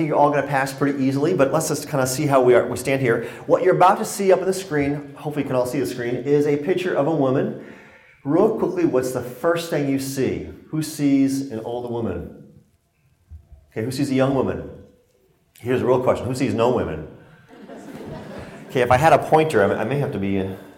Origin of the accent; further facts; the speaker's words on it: Connecticut, United States; now in Colorado, United States; I was born and raised in Connecticut, so it's great to be back in New England, but I now live in Colorado